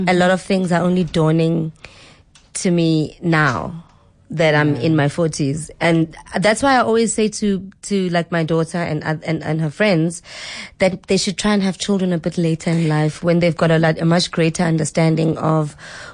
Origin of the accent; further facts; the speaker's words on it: Mqanduli, Eastern Cape, South Africa; I'm originally from the Eastern Cape. I'm from Mganduli, which is along the Wild Coast